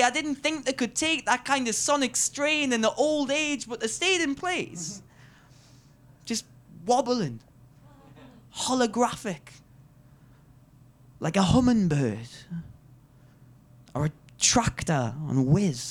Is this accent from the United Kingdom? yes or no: yes; Newcastle upon Tyne, North East England, United Kingdom; I am the Geordie Cultural Ambassador for this year's Edinburgh Fringe.